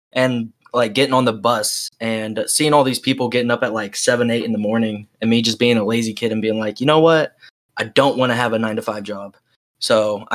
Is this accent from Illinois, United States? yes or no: no; Oklahoma, United States; I'm from Oklahoma